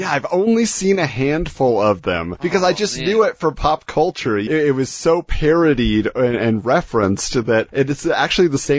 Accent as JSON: {"language": "English", "area": "Orange County", "region": "California", "country": "United States", "tie": "born or raised there", "said": "I grew up in Orange County"}